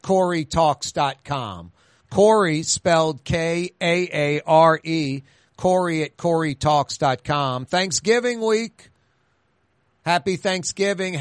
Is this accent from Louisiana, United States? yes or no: yes; New Orleans, Louisiana, United States; I'm lucky doing it in my hometown